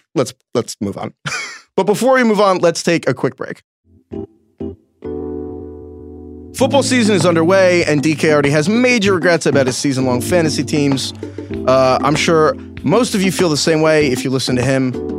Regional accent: New York, United States; I'm from New York

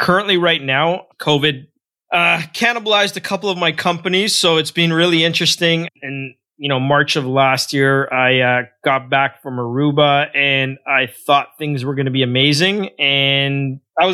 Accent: Toronto, Ontario, Canada; also born or lived in Guyana; I grew up in a rough neighborhood in a suburb of Toronto called Scarborough, more specifically a place called Malvern

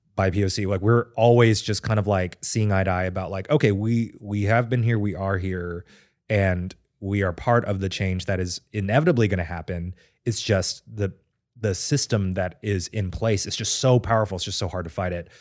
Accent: Texas, United States; moved away; I've always thought about having a permanent residence in Texas near my hometown

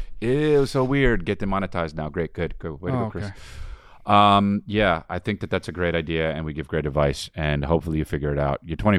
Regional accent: Australia; I'm Australian.

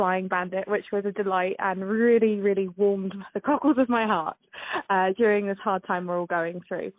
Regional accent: United Kingdom; seeing as I am British, I thought I'd bring in a little bit of diversity to this

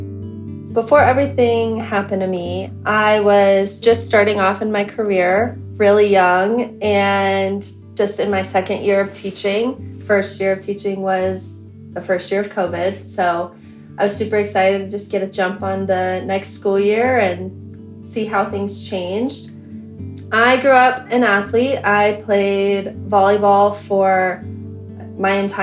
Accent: Colorado, United States; I am 25 years old and I am from Colorado

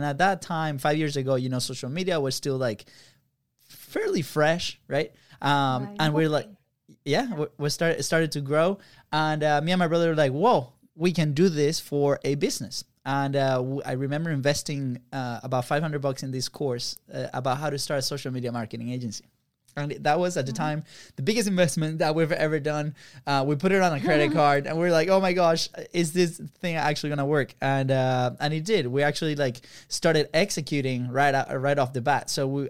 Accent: Venezuela; English is a second language; So we're both from Venezuela, right? And over there, it's very common for brothers to have the same first name.

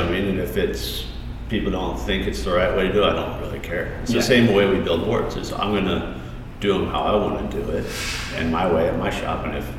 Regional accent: Colorado, United States; now in San Diego, United States; Colorado's cool, you know. I grew up there. I was the only one in my family not born in California.

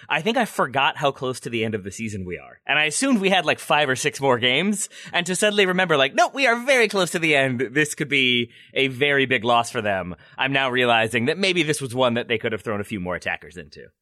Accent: United States; as an American

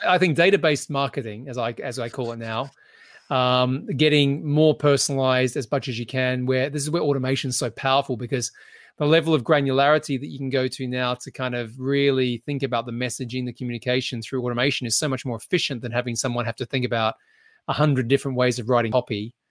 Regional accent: Australia; now in United Kingdom; being an Australian who lives in the U K

